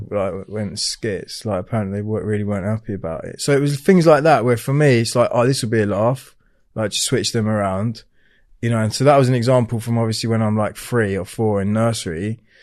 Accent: Hertfordshire, East of England, United Kingdom; I was born down in Hertfordshire

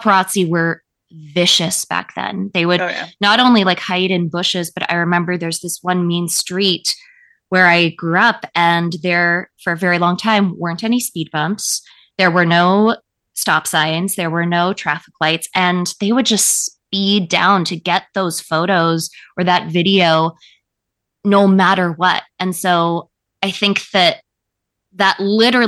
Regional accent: Calabasas, California, United States; I grew up in Calabasas

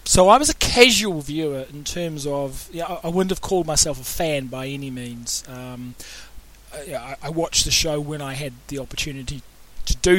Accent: New Zealand; As a child growing up in New Zealand

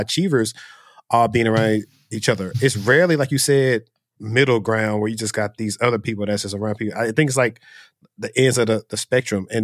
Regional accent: Shreveport, Louisiana, United States; moved away; I'm from Shreveport, Louisiana.

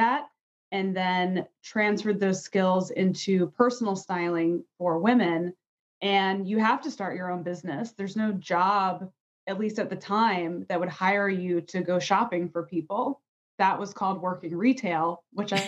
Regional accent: a suburb outside of DC in Virginia, United States; I grew up in a suburb outside of DC in Virginia

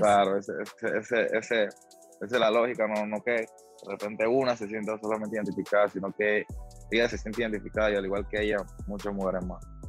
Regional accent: Panama; en mi país, en mi país, en Panamá

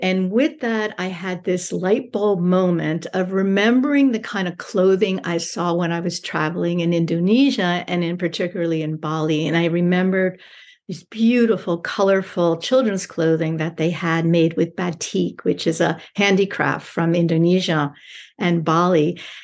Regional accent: New York, United States; moved away as an adult; also born or lived in Switzerland; I'm from New York.

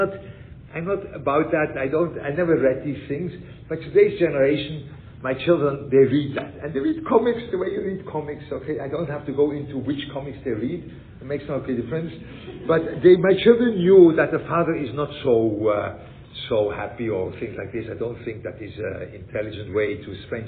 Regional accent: Switzerland; I grew up in Switzerland

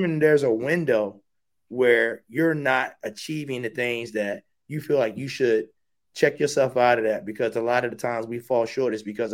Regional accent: Baltimore, Maryland, United States; I'm a kid from West Baltimore

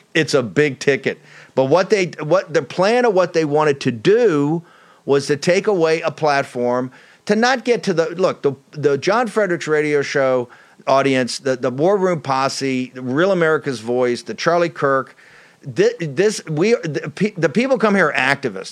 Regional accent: Richmond, Virginia, United States; my hometown of Richmond

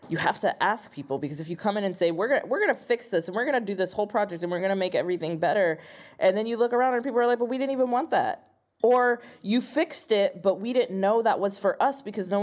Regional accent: Midwest, United States; as a Midwesterner, as a queer person

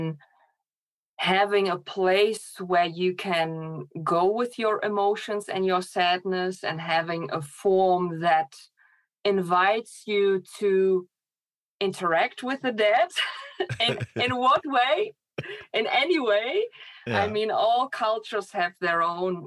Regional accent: Germany; moved away as an adult; also born or lived in Poland; now in Netherlands; I grew up in Poland and in Germany, actually. I lived in Poland for 6 years, and then I moved to Germany.

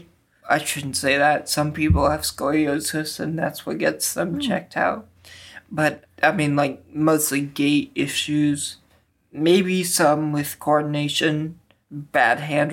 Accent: Edmond, Oklahoma, United States; moved away as an adult; now in St. Louis, United States; I'm from Edmond, Oklahoma

